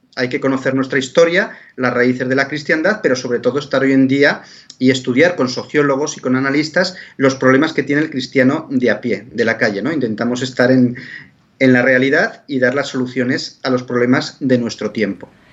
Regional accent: Spain; yo como español de España y de América

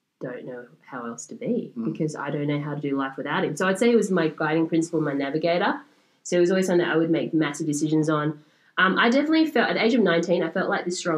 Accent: Australia; I'm Australian-born Chinese

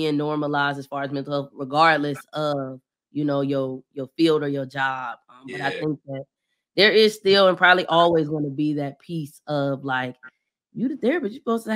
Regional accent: Bedford, Ohio, United States; moved away as an adult; also born or lived in Cleveland, Ohio / Washington, D.C.; now in Atlanta, United States; I'm from Bedford

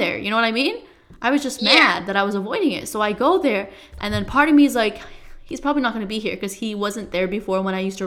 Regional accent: Nepal; moved away; I'm from Nepal.

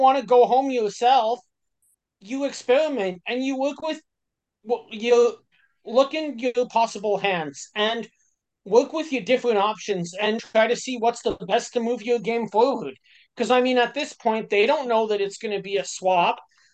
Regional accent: Canada; As a Canadian

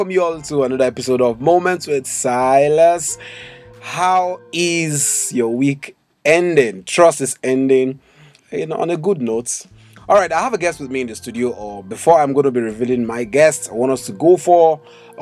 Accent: Edo, Nigeria; I'm from Edo State, but my mom is from Imo State

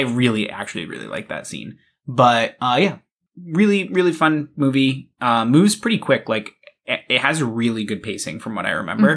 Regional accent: Massachusetts, United States; I grew up in Massachusetts

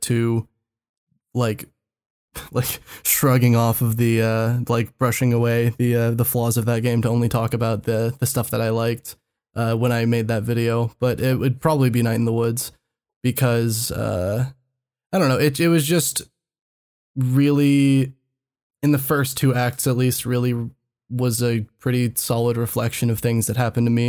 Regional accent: Texas, United States; As a Texan, as a native Texan

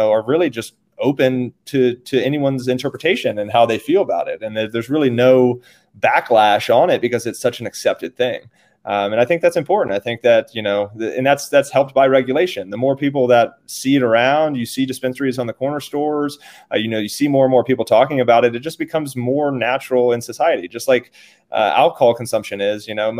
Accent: Virginia, United States; now in Colorado, United States; I was born and raised in Virginia

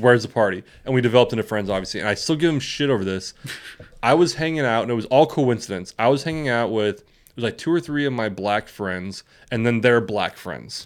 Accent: West Coast, United States; we grew up on the West Coast

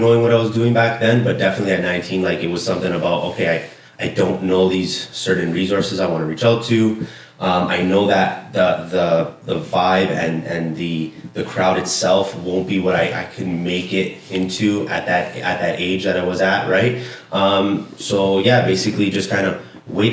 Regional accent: Toronto, Ontario, Canada; I grew up on College Street, so Little Italy

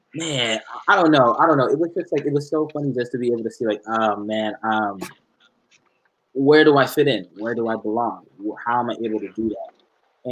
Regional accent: Dallas, Texas, United States; I was in Dallas, born and raised in Dallas

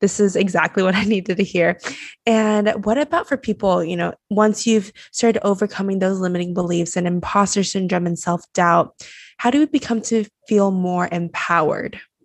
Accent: Taiwan; moved away as an adult; I was born and raised in Taiwan, so I had to move across the world and come here.

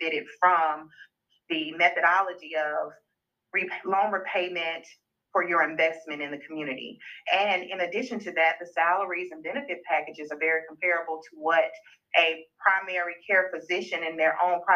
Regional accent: Uniontown, Alabama, United States; also born or lived in Tuscaloosa, Alabama / Selma, Alabama; growing up in these areas, grew up in Perry County and in Selma

